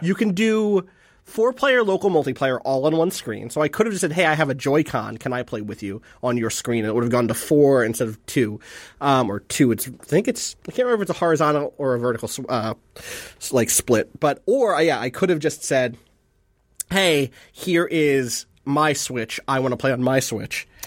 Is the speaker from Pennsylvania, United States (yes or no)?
no; New Jersey, United States; I'm from New Jersey. I'm from the East